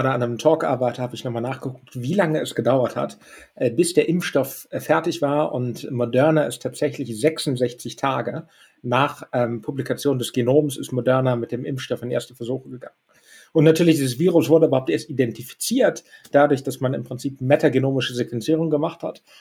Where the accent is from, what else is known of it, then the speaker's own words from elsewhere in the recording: Düsseldorf, North Rhine-Westphalia, Germany; ich meine, wir sind alle äh, Düsseldorfer und Rheinländer.